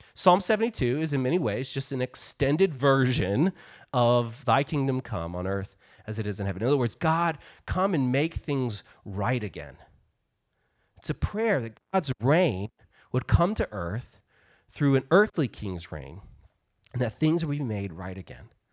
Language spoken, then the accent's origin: English; United States